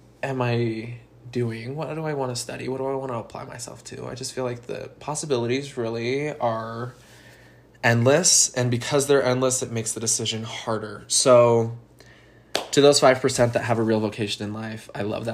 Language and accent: English; Utah, United States; I'm from Utah, a state in the United States